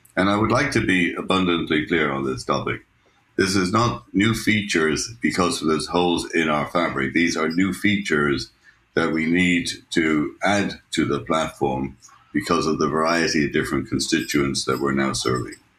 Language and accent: English; Ireland; moved away as an adult; now in United States; My wife is Swiss, and uh, I'm Irish, and we you know, I've lived in the U.S. for 40 years